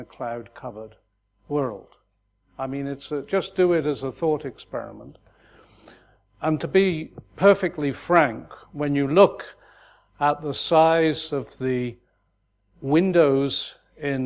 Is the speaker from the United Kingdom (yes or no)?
yes; United Kingdom; moved away as an adult; back in my home country